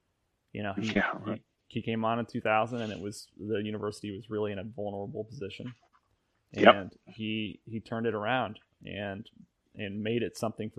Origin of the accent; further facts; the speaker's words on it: Illinois, United States; moved away; also born or lived in Nashville; I'm from Illinois.